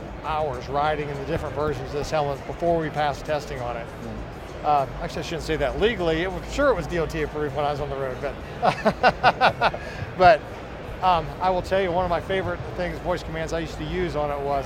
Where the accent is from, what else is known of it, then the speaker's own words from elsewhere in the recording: Atlanta, Georgia, United States; I'm from Atlanta